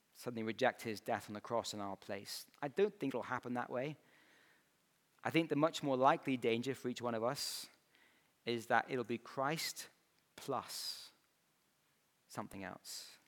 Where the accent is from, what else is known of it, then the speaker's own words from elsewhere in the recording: Scotland, United Kingdom; moved away as an adult; growing up in Scotland, I had the wrong accent